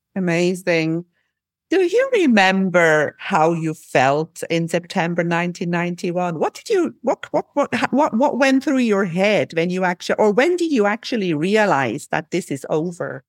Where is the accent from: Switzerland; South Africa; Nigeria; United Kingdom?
Switzerland; I'm from Switzerland